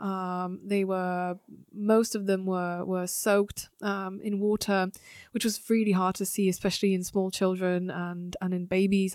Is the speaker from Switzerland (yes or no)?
no; Slovakia; moved away; also born or lived in France / United Kingdom; being from Slovakia